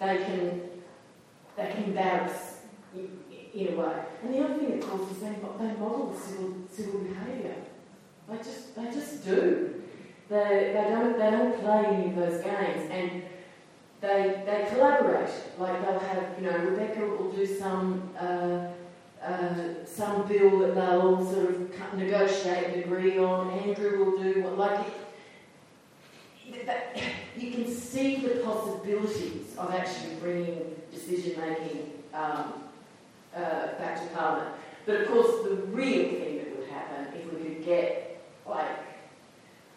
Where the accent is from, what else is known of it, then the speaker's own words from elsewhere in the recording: Queensland, Australia; when I was a kid, I'm a Queenslander